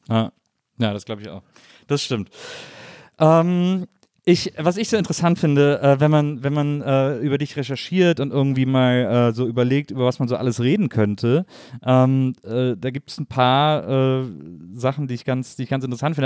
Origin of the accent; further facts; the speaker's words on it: Wesseling, North Rhine-Westphalia, Germany; Ich komme aus Wesseling, zwischen Köln und Bonn